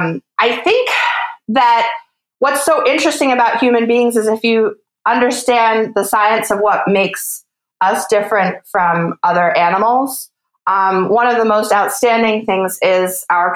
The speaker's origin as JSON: {"language": "English", "region": "East Coast", "country": "United States", "tie": "born or raised there", "said": "I grew up on the East Coast, as I was mentioning. I lived there for some time, and I've lived all over the West Coast now for the last 4 or 5 years as I've been a freelance science writer."}